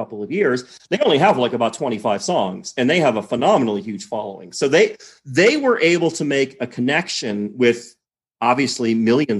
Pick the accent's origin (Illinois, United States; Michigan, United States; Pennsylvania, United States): Michigan, United States; Detroit; moved away as an adult; I grew up in Detroit